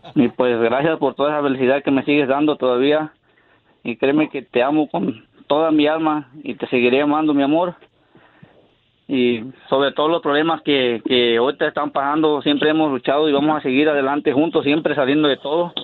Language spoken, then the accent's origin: Spanish; Mexico; como uno mexicano